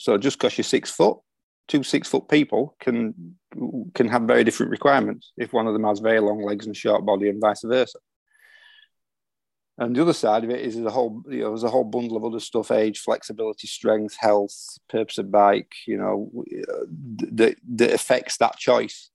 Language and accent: English; Yorkshire and the Humber, United Kingdom; being a Yorkshireman